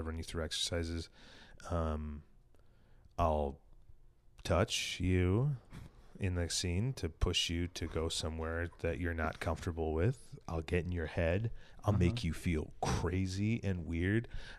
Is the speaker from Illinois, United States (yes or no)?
yes; Villa Park, Illinois, United States; from Chicago, I'm from Villa Park, and Chicago wishes it was Villa Park.